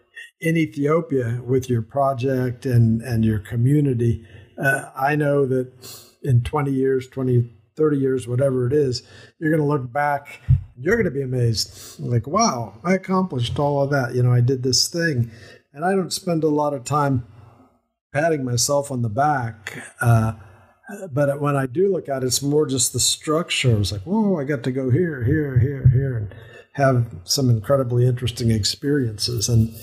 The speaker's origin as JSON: {"language": "English", "region": "Colorado", "country": "United States", "tie": "born or raised there", "also_born_or_lived": "Wiesbaden, Germany / Alaska", "said": "I was born in Wiesbaden, Germany, where there's a large, or was a large concentration of U.S. Air Force personnel. And after a year, we moved to Colorado"}